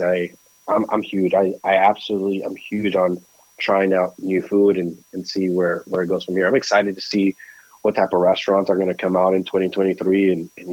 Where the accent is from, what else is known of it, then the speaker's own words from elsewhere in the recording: Nicaragua; moved away; I was born in Nicaragua